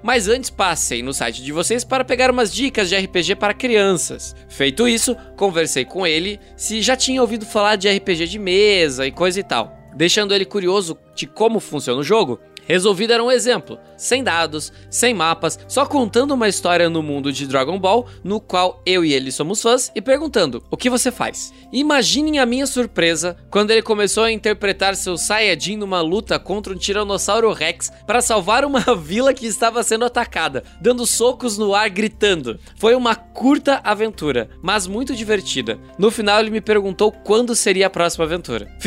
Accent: Seropédica, Rio de Janeiro, Brazil; tenho 24 anos, sou de Seropédica, Rio de Janeiro.

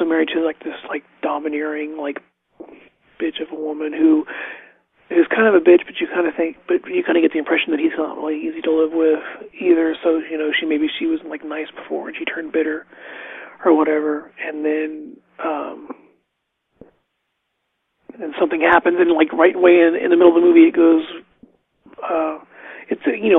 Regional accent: United States; also born or lived in West Virginia; when I was little, like growing up in Ohio and West Virginia

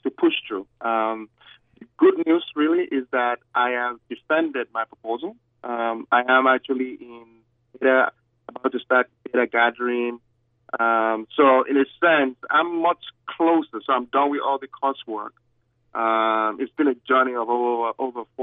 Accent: Nigeria; accent: Nigerian; moved away as an adult; now in United States

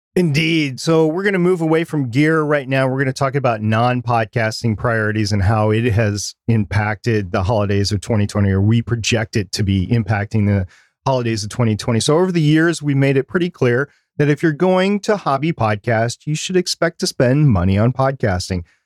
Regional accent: United States; I'm gonna speak as an American

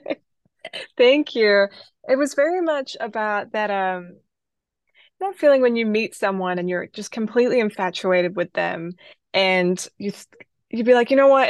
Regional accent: New Zealand; now in United States; I grew up in New Zealand, and my dad was a musician

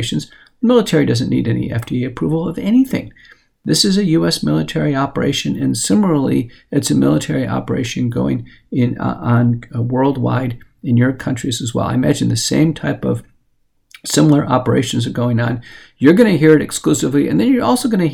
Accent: United States; as an American

